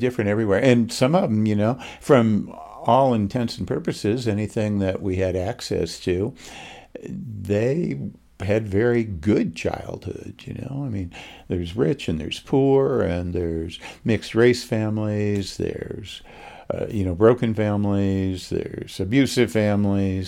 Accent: Oswego, New York, United States; moved away as an adult; also born or lived in Los Angeles; now in Utah, United States; I grew up in uh, upstate New York

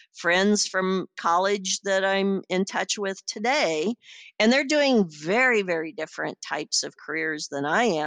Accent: Iowa, United States; I'm a woman from Podunk, Iowa

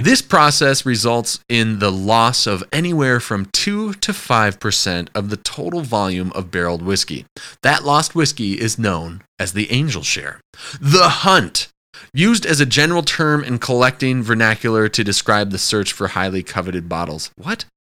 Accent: Wisconsin, United States; I'm from Wisconsin

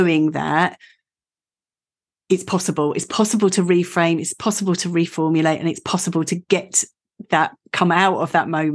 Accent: Essex, East of England, United Kingdom; I'm an Essex girl

